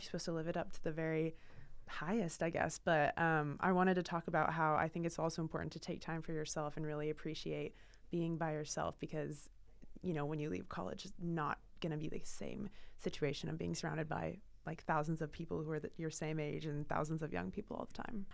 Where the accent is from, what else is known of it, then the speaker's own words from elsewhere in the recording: Portland, Oregon, United States; moved away as an adult; now in Boston, United States; I'm from Portland, Oregon, so the complete opposite side of the country, and when I moved here for school